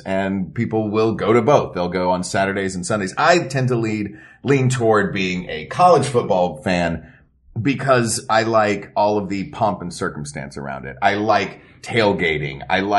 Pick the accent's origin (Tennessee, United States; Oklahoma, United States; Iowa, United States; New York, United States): Tennessee, United States; Knoxville; Zhubin and I both growing up in Knoxville, and you know, Knoxville is very much a college football town.